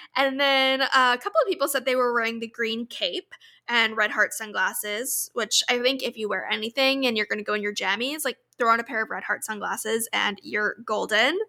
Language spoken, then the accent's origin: English; Orlando, Florida, United States; moved away; my hometown in Orlando